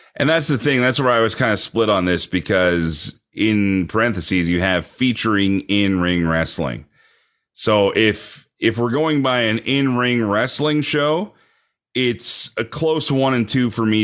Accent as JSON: {"language": "English", "country": "Canada", "said": "as a Canadian"}